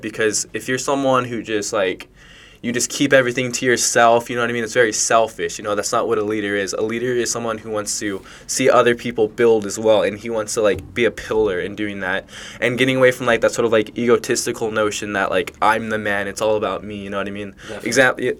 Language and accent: English; Rancho Cucamonga, California, United States; when I was like, yeah, I think I was like three years old, we moved to Rancho Cucamonga, and we've lived there ever since. Um, so with that being said, um, like my high school is called Altaloma High School.